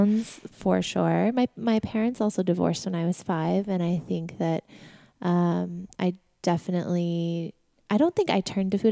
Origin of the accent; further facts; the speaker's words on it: Sedona, Arizona, United States; moved away as an adult; also born or lived in New York; We grew up in Sedona, Arizona